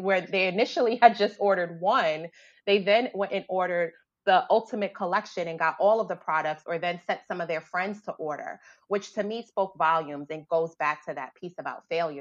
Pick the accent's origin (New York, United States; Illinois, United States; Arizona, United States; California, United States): New York, United States; New York City; I grew up in the South Bronx